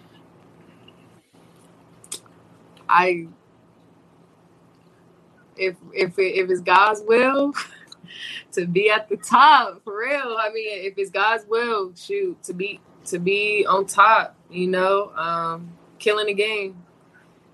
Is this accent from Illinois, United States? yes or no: no; Indiana, United States; moved away as an adult; now in Arizona, United States; I'm from Indiana. There's no ocean